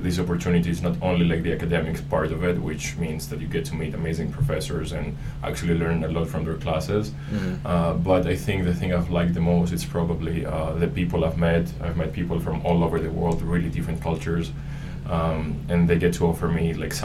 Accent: Panama; I'm from Panama. I'm half Panamanian, half Greek.

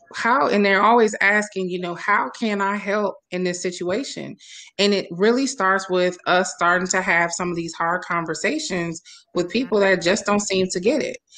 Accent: Milwaukee, Wisconsin, United States; my hometown of Milwaukee, uh, Wisconsin

